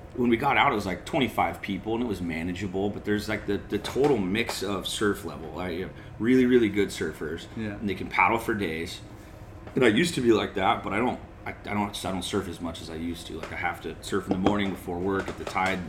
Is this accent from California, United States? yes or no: yes; North San Diego County, California, United States; I grew up in North San Diego County, inland a little bit